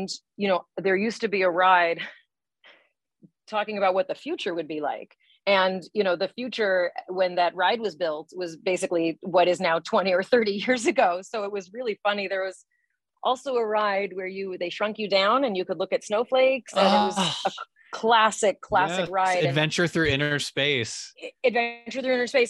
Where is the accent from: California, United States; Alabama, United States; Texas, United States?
California, United States; Southern; I grew up in Southern California